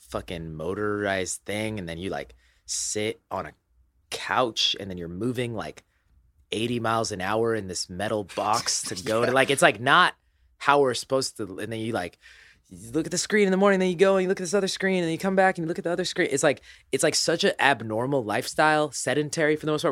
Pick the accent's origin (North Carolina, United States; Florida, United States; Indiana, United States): Indiana, United States; I was born in Indiana